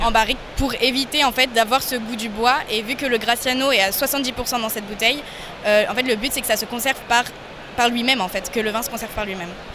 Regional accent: Lyon, Auvergne-Rhône-Alpes, France; also born or lived in Spain; je viens de Lyon

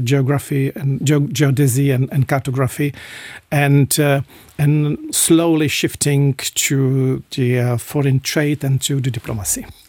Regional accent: Liberec, Liberec Region, Czechia; English is a second language; moved away as an adult; now in Luxembourg; my hometown, in, in Liberec, in, in, uh, north of Czechia

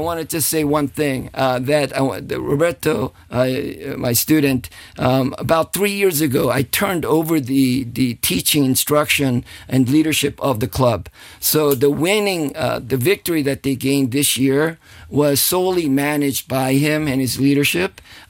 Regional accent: Southern California, United States; moved away; I'm from Southern California. I grew up actually surfing.

